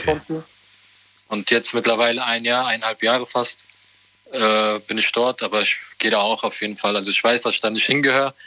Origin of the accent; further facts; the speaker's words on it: Offenbach, Hesse, Germany; ich komme aus Offenbach.